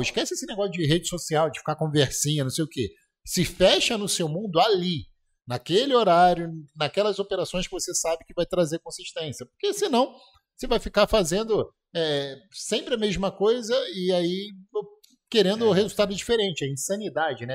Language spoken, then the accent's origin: Portuguese; Petrópolis, Rio de Janeiro, Brazil; moved away; na minha terra